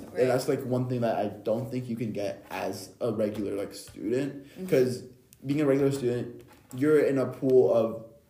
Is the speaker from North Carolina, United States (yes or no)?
yes; Cary, North Carolina, United States; It's like, so I am in state. I'm from Cary.